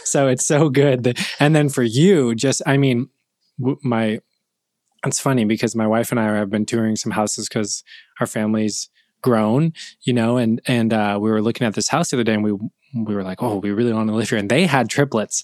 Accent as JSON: {"language": "English", "region": "California", "country": "United States", "also_born_or_lived": "Buffalo, New York", "moved": "as an adult", "said": "I'm from California"}